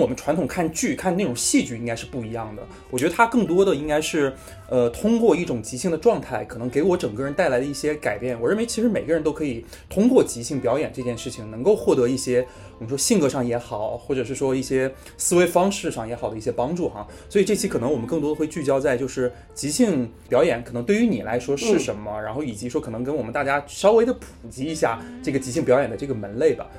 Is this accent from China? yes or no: yes; Heilongjiang, China; 我们都是来自这个美丽的一个省份，叫做